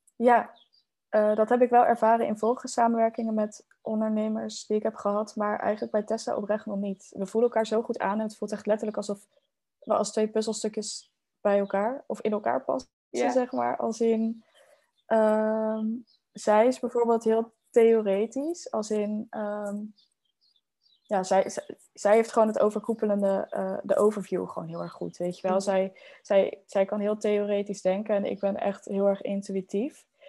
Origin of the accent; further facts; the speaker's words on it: Netherlands; now in El Palmar, Spain; als Hollanders